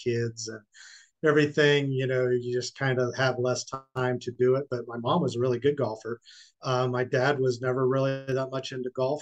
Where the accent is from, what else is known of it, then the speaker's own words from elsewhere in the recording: Southern Illinois, United States; now in Peachtree City, United States; I'm originally from Southern Illinois, so probably closer to Kentucky than it is to Chicago